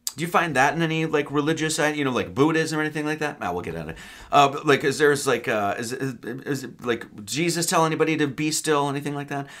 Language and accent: English; Wisconsin, United States; I grew up in Wisconsin